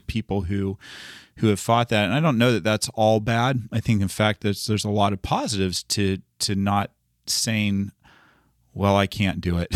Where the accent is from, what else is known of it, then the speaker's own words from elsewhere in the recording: United States; I grew up here in the United States